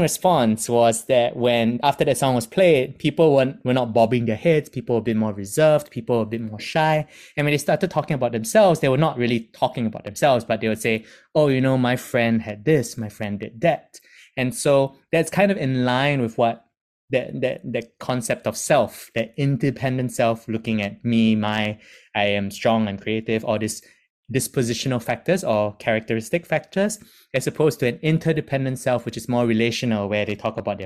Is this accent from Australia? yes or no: no; Singapore; moved away as an adult; now in United Kingdom; being ethnically Chinese, born and raised in Singapore, I've moved to the UK